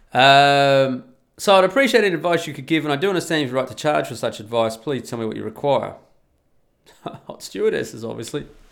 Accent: Australia; first language English; I'm an Australian, so I'm a native English speaker

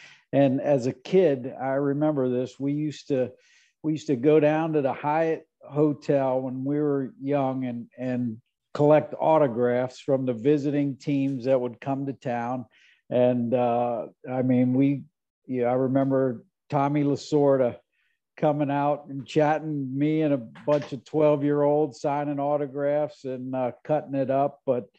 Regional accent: Cincinnati, Ohio, United States; moved away; also born or lived in Indiana; You know, I grew up in Cincinnati, and if you think about that, I was 10 years old at the time of the Big Red Machine.

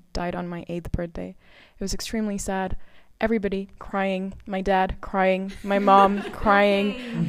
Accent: Bangladesh; I'm from Bangladesh.

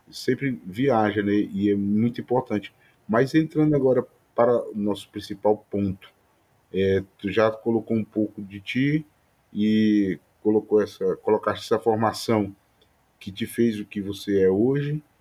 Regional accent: Northeast Region, Brazil; Nós somos nordestinos, né?

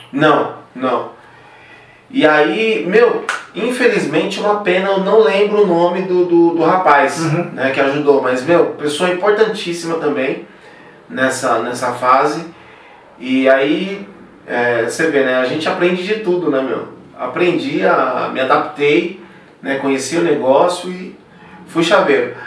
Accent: São Paulo, Brazil; also born or lived in São José do Rio Preto; Eu saí de São Paulo

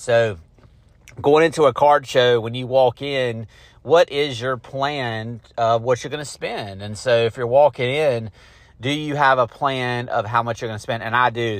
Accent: Garner, North Carolina, United States; Garner, North Carolina, which is my hometown

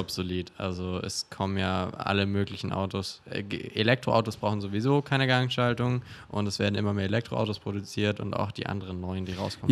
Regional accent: Augsburg, Bavaria, Germany; now in Berlin, Germany; in Augsburg, wo ich herkomme

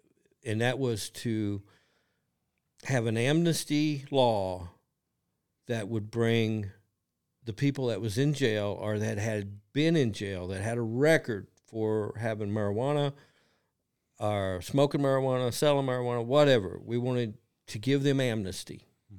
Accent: Kentucky, United States; I'm from Kentucky. I'm a dumb old country boy from Kentucky.

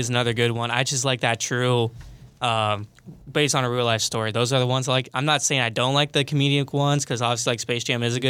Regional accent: Oskaloosa, Iowa, United States; Oskaloosa, my hometown.

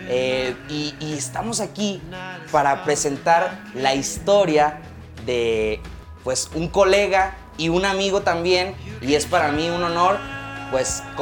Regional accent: Guadalajara, Jalisco, Mexico; Soy tapatío. Ándale, Así no, de, pues de, Guadalajara

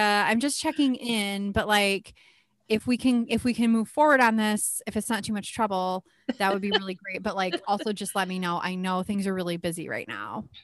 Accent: Midwest, United States; We're very Midwestern here

